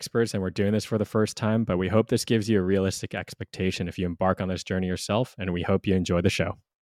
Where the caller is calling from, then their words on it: Hawaii, United States; I'm calling from Hawaii, man. It's like solid 24, 25 Celsius, 74, 75 Fahrenheit.